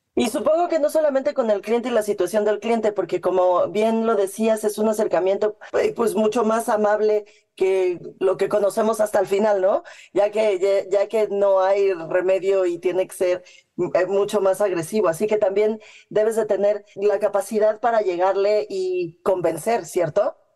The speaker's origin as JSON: {"language": "Spanish", "region": "Mexico City", "country": "Mexico", "said": "como buena chilanga"}